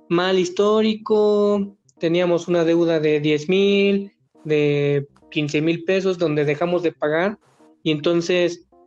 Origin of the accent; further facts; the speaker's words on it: Mexico; Porque tengo derecho como mexicano a sacar un crédito